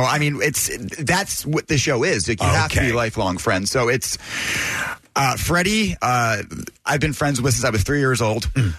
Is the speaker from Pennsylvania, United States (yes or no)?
yes; Philadelphia, Pennsylvania, United States; growing up in Northeast Philly